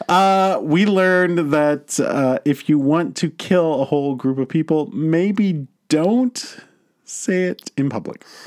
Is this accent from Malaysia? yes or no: no; United States; in my hometown of Virginia